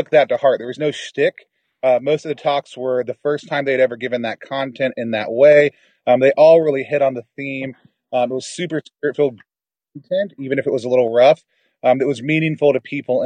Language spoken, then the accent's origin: English; Dallas, Texas, United States; We got together down in my hometown, Dallas, Texas